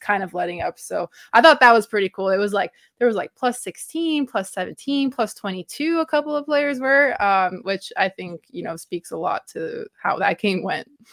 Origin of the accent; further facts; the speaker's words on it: Toronto, Ontario, Canada; I am from Toronto, Canada, I am Canadian